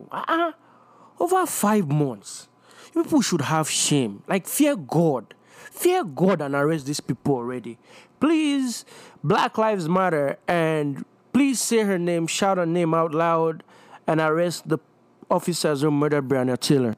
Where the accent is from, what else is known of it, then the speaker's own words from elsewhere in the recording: Nigeria; growing up in Nigeria